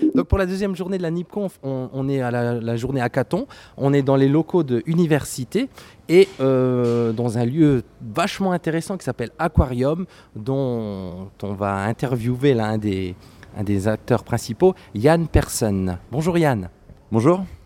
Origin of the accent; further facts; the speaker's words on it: France; nous, on est français